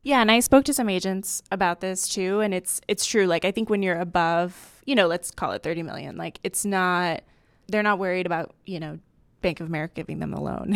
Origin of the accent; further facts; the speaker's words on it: Miami, Florida, United States; I'm from Miami